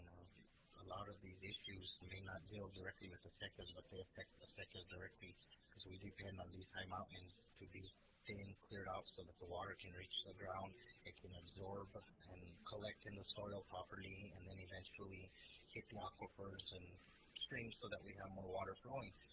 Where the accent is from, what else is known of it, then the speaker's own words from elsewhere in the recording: Pecos, New Mexico, United States; I was raised in Pecos, New Mexico. I'm a 13th generation New Mexican.